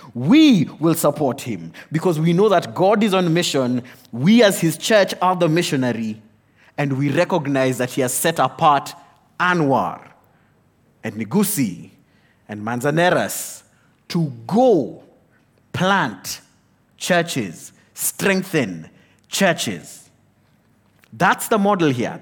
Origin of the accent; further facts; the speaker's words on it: Kenya; I am a Kenyan